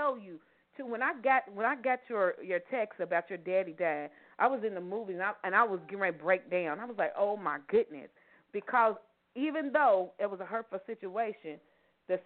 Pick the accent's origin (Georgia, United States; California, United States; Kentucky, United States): Kentucky, United States; Louisville; born or raised there